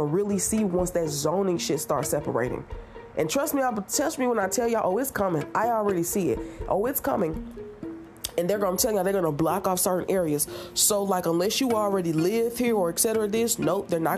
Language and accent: English; United States; as an American